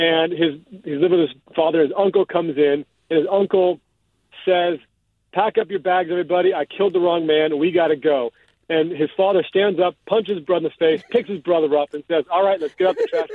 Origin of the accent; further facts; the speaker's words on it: Piedmont and San Francisco, California, United States; I grew up in Piedmont, and I grew up in San Francisco